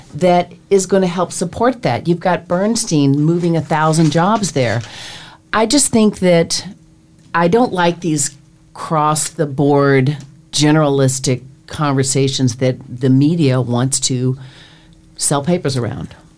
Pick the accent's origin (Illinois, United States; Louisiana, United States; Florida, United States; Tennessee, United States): Tennessee, United States; Nashville; now in New York, United States; I'm from Nashville